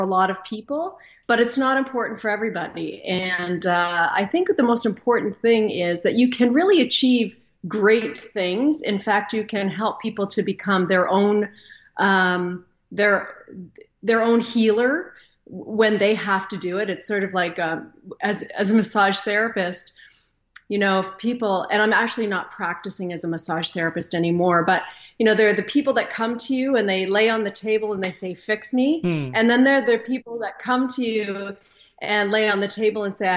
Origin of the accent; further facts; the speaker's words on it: Canada; I am Canadian, live up here just north of Minnesota.